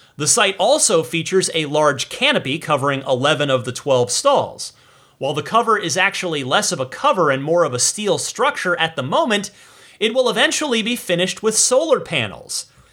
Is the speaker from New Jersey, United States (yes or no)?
yes; New Jersey, United States; Brick Township in my home state of New Jersey